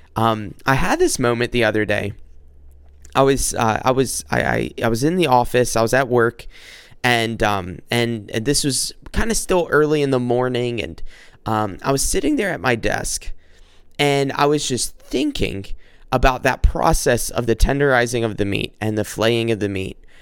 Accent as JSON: {"language": "English", "region": "South Carolina", "country": "United States", "moved": "yes", "lives_now": "Macomb, United States", "said": "I'm from South Carolina. Currently, I'm I'm living in Michigan, in Macomb, Michigan"}